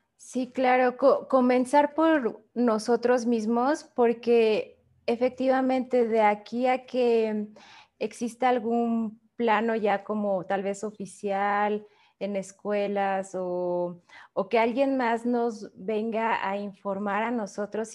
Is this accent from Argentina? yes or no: no; Mexico; como país y como sociedad mexicana